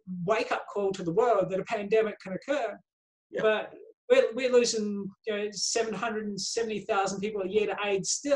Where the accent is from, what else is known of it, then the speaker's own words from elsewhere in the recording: out of Wellington, New Zealand; moved away as an adult; now in Australia; I grew up around New Zealand. I moved to Australia about 30 odd years ago. I grew up on farms and we moved around a bit.